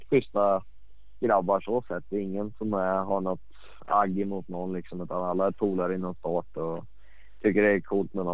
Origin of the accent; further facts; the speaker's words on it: Sweden; Så att eh, sjukt coolt som svensk att kunna vinna det.